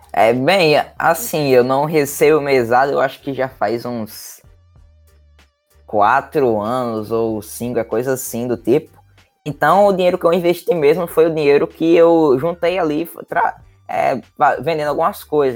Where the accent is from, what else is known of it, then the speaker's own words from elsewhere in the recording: Natal, Rio Grande do Norte, Brazil; eu tenho 13 anos, é, eu sou de Natal, do Rio Grande do Norte